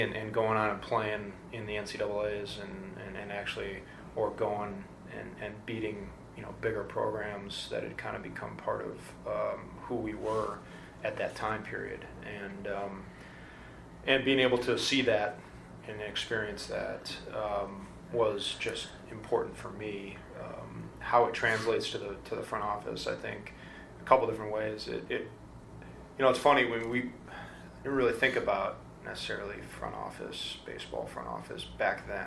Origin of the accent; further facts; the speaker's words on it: Midwest, United States; I came from the Midwest